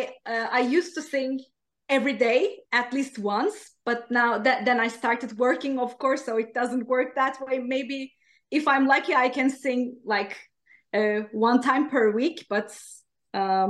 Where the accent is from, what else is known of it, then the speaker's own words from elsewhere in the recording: Turkey; English is a second language; now in Sweden; I'm from Turkey